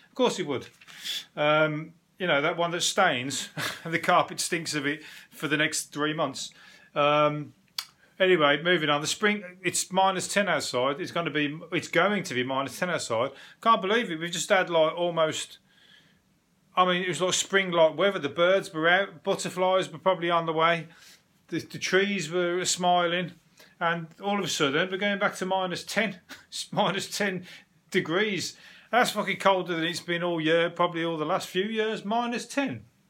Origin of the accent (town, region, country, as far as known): England, United Kingdom